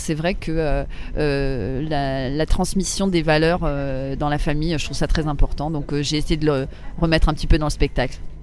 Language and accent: French; Paris, Île-de-France, France; j'ai grandi à Paris. Euh, oui, oui, mon enfance, mon adolescence, euh, j'ai toujours été à Paris.